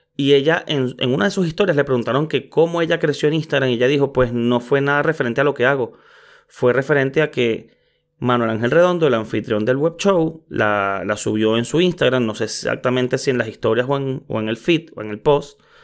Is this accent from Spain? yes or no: no; Venezuela; soy venezolano